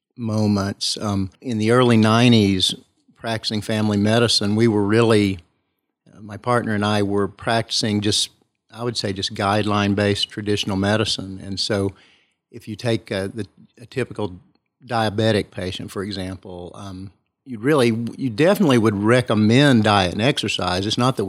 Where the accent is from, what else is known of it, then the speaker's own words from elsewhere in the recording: Kingsport, Tennessee, United States; I was raised in Kingsport.